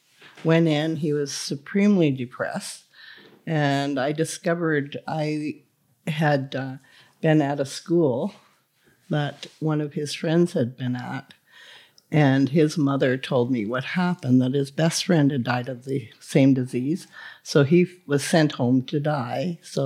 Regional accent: Quebec, Canada; In the Gaspé Peninsula.

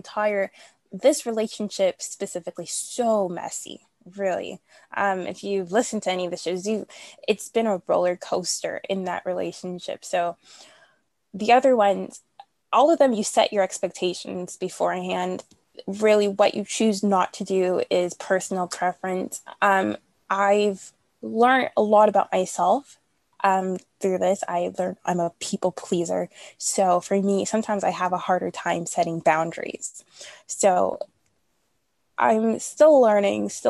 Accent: Toronto, Ontario, Canada; I'm from Canada, Toronto. So here we're in lockdown

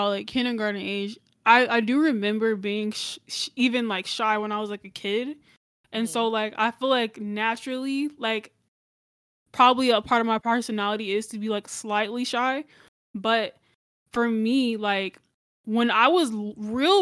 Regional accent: Gwinnett County, Georgia, United States; born or raised there; also born or lived in Cobb County, Georgia

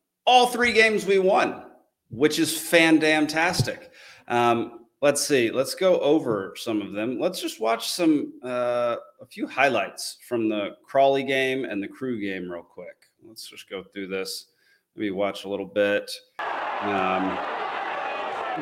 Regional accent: Dallas, Texas, United States; moved away as an adult; also born or lived in California / Georgia / Kansas / Montana; my hometown last night of Dallas, Texas.

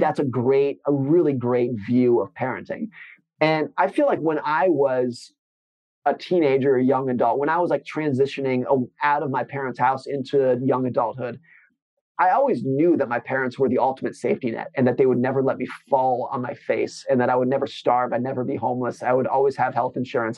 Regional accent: United States; I grew up in Lake Tahoe in an area that was not like most

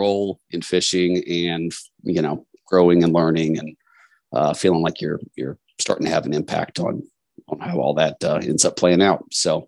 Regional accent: Shenandoah Valley, western Virginia, United States; I grew up in Western Virginia in the Shenandoah Valley, God's country

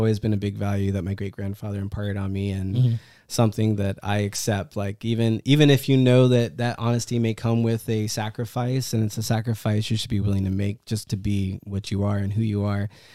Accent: United States; I was born in America. I'm American.

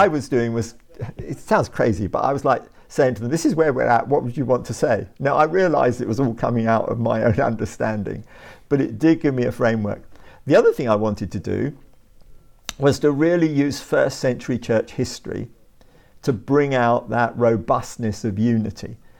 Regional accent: Brighton and Hove, South East England, United Kingdom; moved away as an adult; also born or lived in West London / South London; now in London, United Kingdom; I was born in West London, Uh, grew up in Brighton and Hove, uh, went to school there

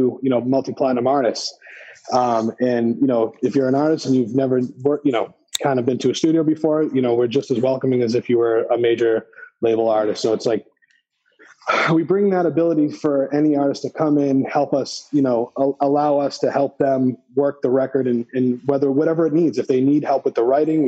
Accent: Lawrence, Massachusetts, United States; also born or lived in Methuen, Massachusetts; I grew up on Prospect Hill, you know, went to Lawrence Public Schools up until high school, where we ended up moving to Methuen and went there

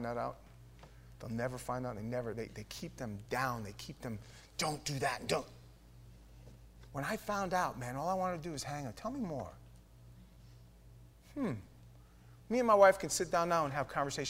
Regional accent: New York, United States; We're from New York

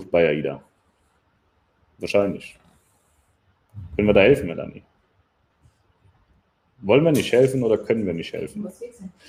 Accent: West Germany, Germany; ich bin nicht aus Ostdeutschland tatsächlich, ich komme aus dem Westen.

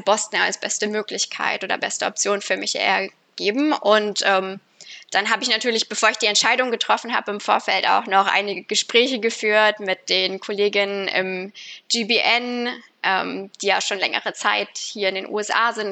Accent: Fulda, Hesse, Germany; moved away as an adult; also born or lived in Baden-Württemberg / Düsseldorf; now in United States; ursprünglich komme ich aus Fulda in Hessen

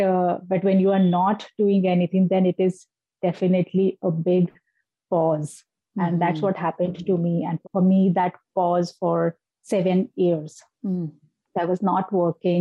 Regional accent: India; now in Delhi, India; my hometown is someplace else, which is known for marble city of the entire country, because we have beautiful marble rocks and a river flowing from the middle of the marble rocks

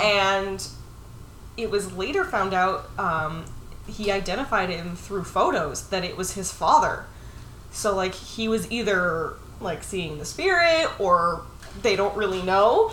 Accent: Massachusetts, United States; also born or lived in Rochester; I'm from Massachusetts. Technically, I was born in Rochester, but I didn't live there very long, and I spent most of the years I remember in my childhood anyway. Growing up in Massachusetts

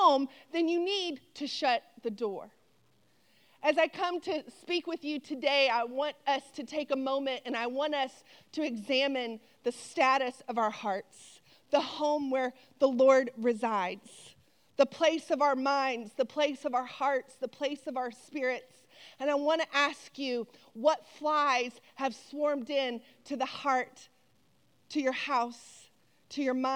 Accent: Texas, United States; moved away; also born or lived in Louisiana; really I'm from Texas. And us Texas girls, we don't play.

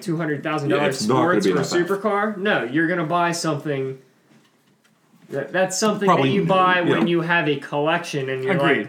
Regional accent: Manheim, Pennsylvania, United States; moved away; Right before I moved out here from Mannheim... The Mannheim Auto Auction is the largest auto auction of its kind in the world. That's what my hometown is known for.

